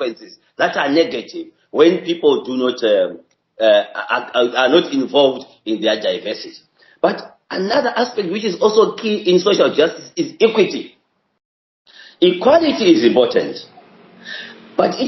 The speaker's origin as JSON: {"language": "English", "country": "Zimbabwe", "said": "I come from Zimbabwe myself"}